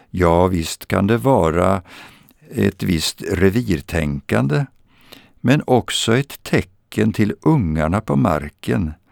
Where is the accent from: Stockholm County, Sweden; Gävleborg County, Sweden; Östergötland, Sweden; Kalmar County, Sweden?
Östergötland, Sweden; Jag vill för en stund ta med er till mitt, min barndom på Östgötaslätten Utefter sjön Vättern